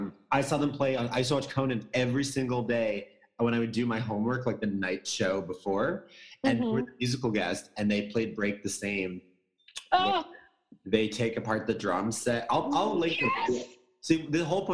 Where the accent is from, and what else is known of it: Gloucester, Massachusetts, United States; born or raised there